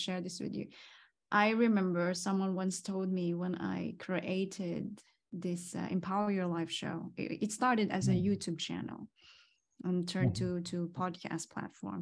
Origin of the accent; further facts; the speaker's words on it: Philippines; moved away; I came from Philippines